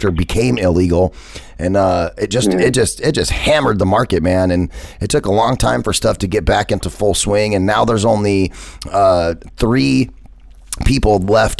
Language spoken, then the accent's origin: English; Phoenix, Arizona, United States; I grew up in Metro Phoenix over by Metro Center